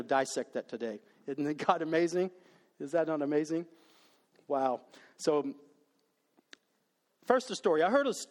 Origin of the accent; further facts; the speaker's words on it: Dallas, Texas, United States; I was raised in Dallas